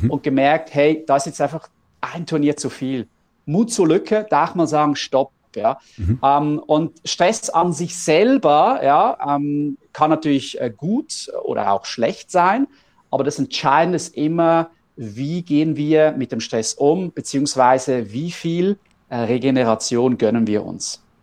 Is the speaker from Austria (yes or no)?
no; Switzerland; Ähm, wir kommen aus der Schweiz.